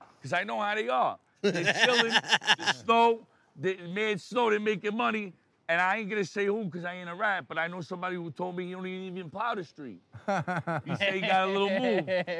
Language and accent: English; New York, United States; We're from New York, right?